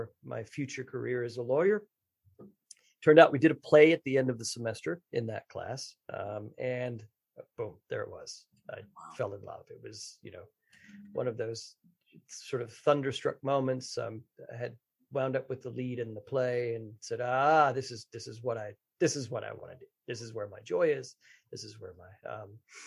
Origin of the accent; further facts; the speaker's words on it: Texas, United States; I grew up in Texas